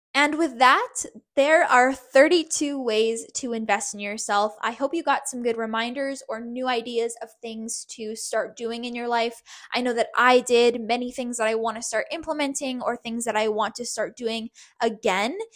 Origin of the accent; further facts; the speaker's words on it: Canada; from Canada